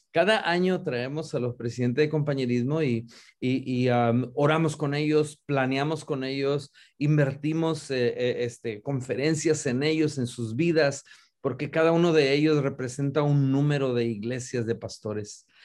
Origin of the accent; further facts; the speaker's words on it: Río Bravo, Tamaulipas, Mexico; also born or lived in San Antonio, Texas; now in Dallas, United States; originalmente nacido y criado en Río Bravo, Tamaulipas, México